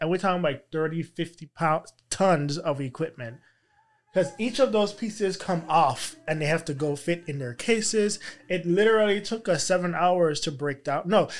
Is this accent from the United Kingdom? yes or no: no; U.S. Virgin Islands; Well, growing up in the Virgin Islands, I was in a calypso band, and so I, you know, I have that natural.